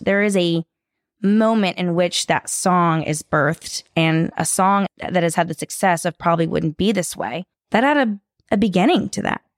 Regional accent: Sacramento, California, United States; now in Nashville, United States; I grew up in Sacramento, California

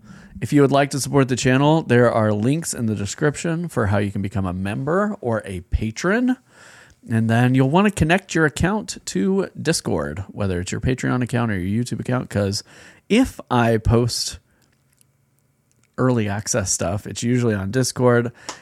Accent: Minnesota, United States; I have appreciation for the lighter table beers, but I'm a Minnesotan, so hams is where it's at.

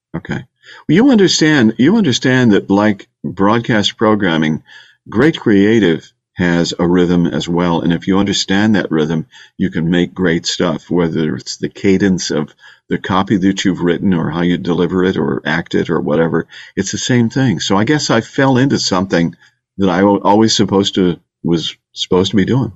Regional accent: Bay Village, Ohio, United States; moved away as an adult; also born or lived in Detroit / Miami; now in Houston, United States; I'm from Bay Village, Ohio, okay? which is a great community on Lake Erie, west of Cleveland. But Houston is my home

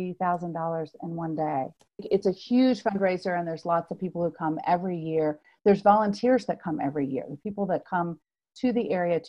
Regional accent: Louisville, Kentucky, United States; I did. I moved from Louisville, Kentucky back in 2001.

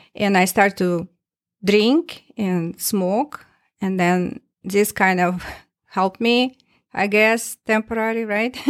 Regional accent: Tomsk, Tomsk Oblast, Russia; English is a second language; moved away as an adult; now in Minnesota, United States; my hometown, town, Tomsk, in Siberia

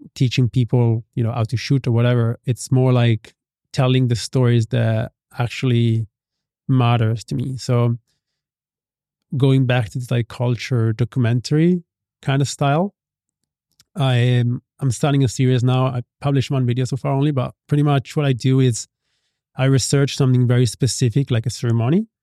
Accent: Italy; moved away as an adult; now in Bali, Indonesia; I grew up in Italy

